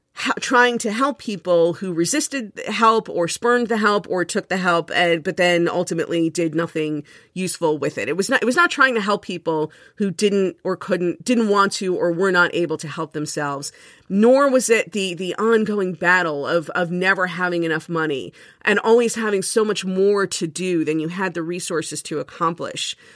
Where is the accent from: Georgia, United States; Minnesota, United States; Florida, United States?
Florida, United States; Miami; moved away as an adult; now in Jersey City, United States; I grew up in Miami